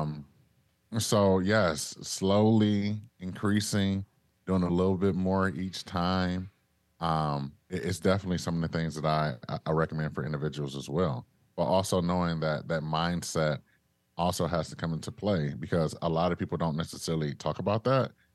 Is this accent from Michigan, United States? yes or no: yes; Detroit, Michigan, United States; moved away; I'm originally from Detroit.